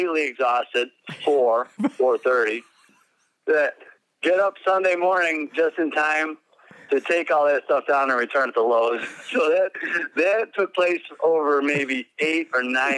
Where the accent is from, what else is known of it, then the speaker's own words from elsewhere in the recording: Lewiston, New York, United States; I'm from Lewiston, New York, which is just north of Niagara Falls.